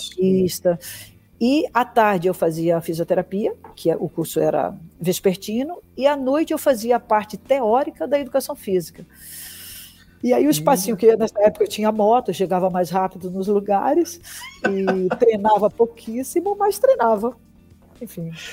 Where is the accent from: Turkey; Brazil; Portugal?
Brazil; Bahia; Eu sou baiana